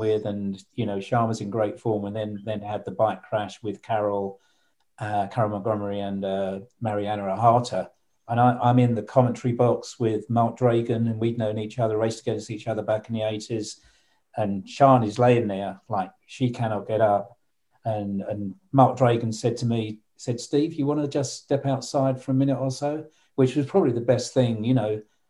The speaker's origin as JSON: {"language": "English", "region": "London", "country": "United Kingdom", "tie": "born or raised there", "said": "London, it's my hometown"}